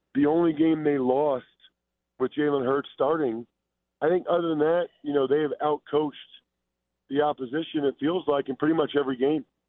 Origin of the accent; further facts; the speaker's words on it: Philadelphia, Pennsylvania, United States; I'm from Philadelphia, and I grew up an Eagles fan